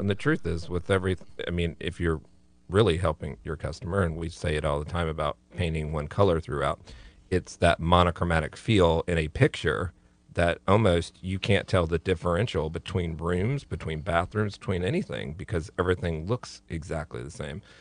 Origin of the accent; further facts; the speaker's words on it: Florida, United States; I'm from Florida